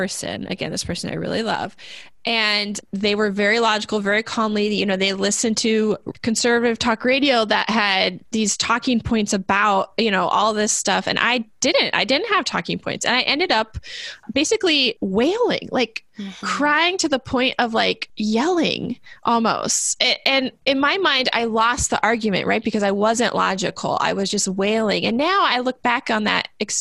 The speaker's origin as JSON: {"language": "English", "country": "United States", "said": "as an American"}